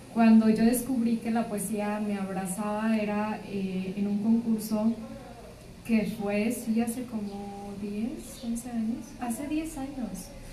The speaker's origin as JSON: {"language": "Spanish", "town": "Linares", "region": "Nuevo León", "country": "Mexico", "moved": "yes", "lives_now": "Monterrey, Mexico", "said": "Yo soy de Linares."}